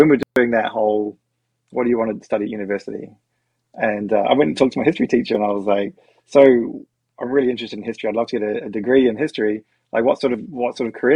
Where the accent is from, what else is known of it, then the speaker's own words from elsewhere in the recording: New Zealand; now in Australia; I grew up in New Zealand